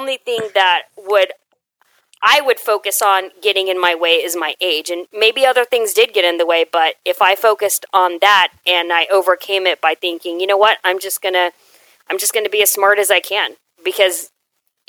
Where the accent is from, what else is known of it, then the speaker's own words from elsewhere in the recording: Houston, Texas, United States; growing up in Houston is one of the most diverse areas